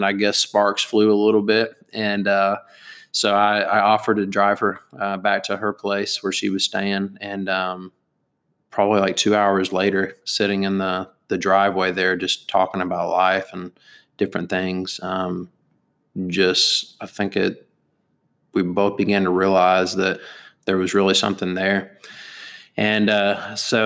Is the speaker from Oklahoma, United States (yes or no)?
yes; Broken Arrow, Oklahoma, United States; I grew up in Broken Arrow, Oklahoma